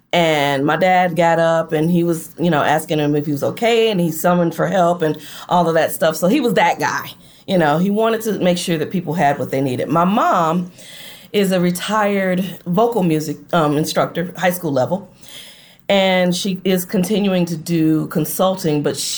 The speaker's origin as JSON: {"language": "English", "town": "Flint", "region": "Michigan", "country": "United States", "also_born_or_lived": "Detroit", "lives_now": "Gulfport, United States", "said": "My mom and I relocated to Detroit from Flint mm-hmm. in 1990. I am actually living in, believe it or not, Gulfport, Mississippi now."}